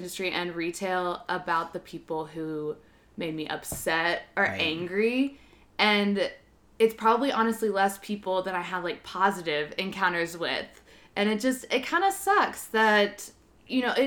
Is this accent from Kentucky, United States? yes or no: yes; Kentucky, United States; moved away as an adult; now in New York, United States; I'm from Kentucky, but we were close to Indiana, and I worked at a restaurant over there